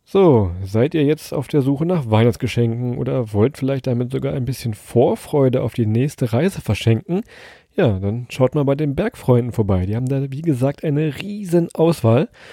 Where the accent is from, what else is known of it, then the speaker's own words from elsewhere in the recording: Lower Saxony, Germany; wie wir Niedersachsen sagen